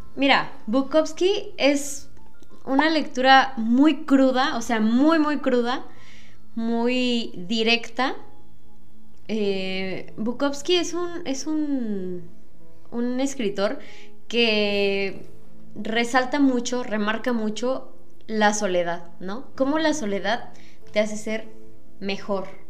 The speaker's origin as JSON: {"language": "Spanish", "country": "Mexico", "said": "como mexicanos, porque la mayoría de las personas mexicanas somos cristianas católicas"}